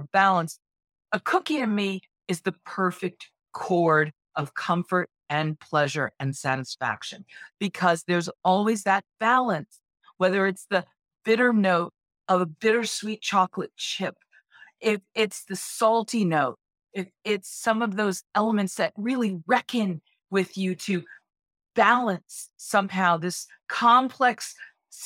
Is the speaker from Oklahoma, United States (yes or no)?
no; Boston, Massachusetts, United States; I'm originally from Boston